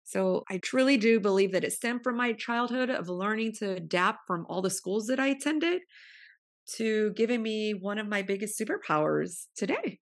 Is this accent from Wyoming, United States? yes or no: no; Modesto, California, United States; moved away as an adult; now in Pasadena, United States; I was born and raised in the Central Valley of Modesto, California